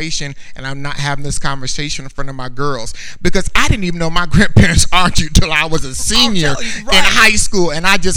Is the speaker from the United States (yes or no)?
yes; Indiana, United States; moved away as an adult; I was born in Indiana